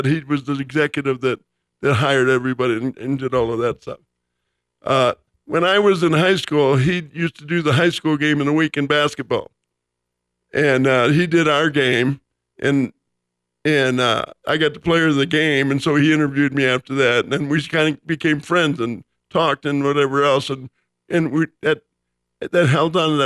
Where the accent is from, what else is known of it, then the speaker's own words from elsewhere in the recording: Los Angeles, California, United States; also born or lived in Chicago, Illinois; I moved from Chicago to Los Angeles in the summer of 59